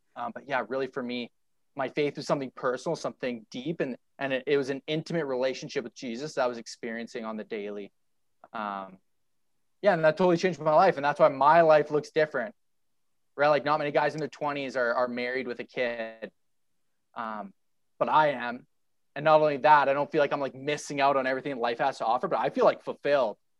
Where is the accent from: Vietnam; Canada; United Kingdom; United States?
Canada; Ottawa, Ontario; now in Calgary, Canada; I grew up in Ottawa